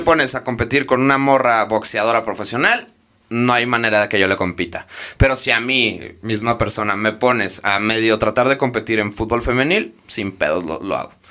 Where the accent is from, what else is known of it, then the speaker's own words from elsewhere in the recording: Mexico; mi contexto, como yo, eh, México, etcétera, Latinoamérica